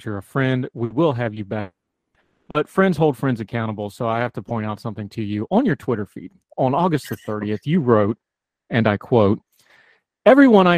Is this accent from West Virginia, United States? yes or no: yes; West Virginia, United States; moved away; I grew up in West Virginia